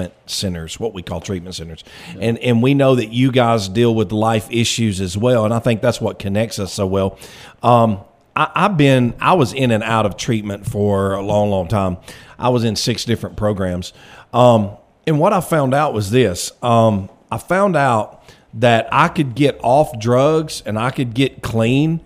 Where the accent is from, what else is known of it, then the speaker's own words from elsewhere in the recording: Florence, Alabama, United States; moved away as an adult; now in Russellville, United States; Originally, I was from Florence